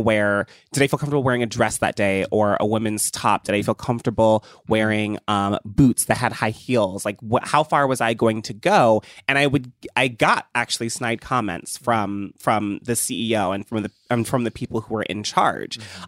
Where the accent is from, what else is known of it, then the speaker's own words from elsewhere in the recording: Ohio, United States; I grew up in Ohio